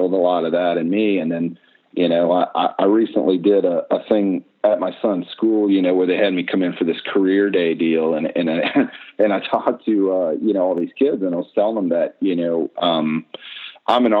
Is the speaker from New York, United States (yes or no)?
no; Mississippi Gulf Coast, United States; moved away as an adult; now in Minneapolis, United States; I'm originally from Mississippi and on the Gulf Coast, and I got accepted to the architecture school here in Minneapolis, Minnesota